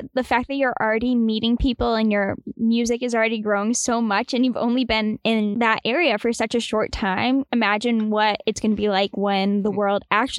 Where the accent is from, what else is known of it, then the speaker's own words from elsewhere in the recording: Boston, Massachusetts, United States; And we're from Boston, so we're used to traffic